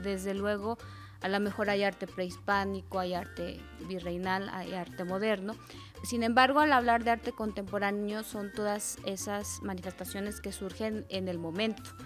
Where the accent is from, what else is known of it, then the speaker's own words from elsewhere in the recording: Mexico; nosotros mismos como mexicanos